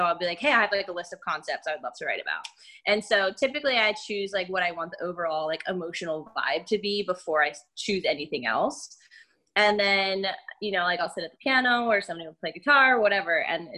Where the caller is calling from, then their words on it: Philadelphia, Pennsylvania, United States; I'm in Philly.